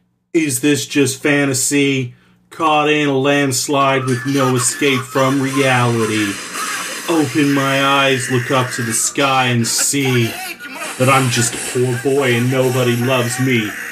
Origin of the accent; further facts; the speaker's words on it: Canada; I'm Canadian.